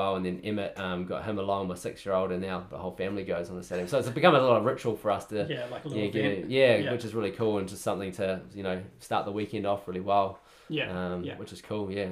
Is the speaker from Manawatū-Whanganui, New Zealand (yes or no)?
yes; Palmerston North, Manawatū-Whanganui, New Zealand; also born or lived in Auckland; growing up in Palmer